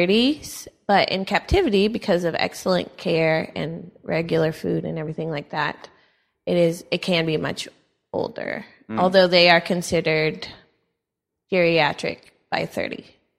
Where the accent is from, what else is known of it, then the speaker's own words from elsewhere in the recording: Austin, Texas, United States; also born or lived in Madison, Wisconsin; I'm actually from Austin, Texas